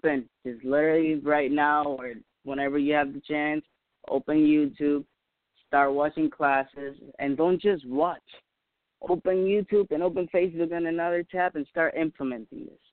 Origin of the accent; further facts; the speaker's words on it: Puerto Rico; first language Spanish; English is a second language; my native language is Spanish. I'm Puerto Rican myself.